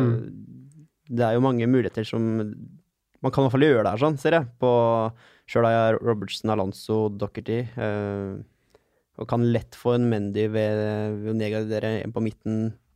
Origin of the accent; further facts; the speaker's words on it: Sarpsborg, Østfold, Norway; hjemme i Sarp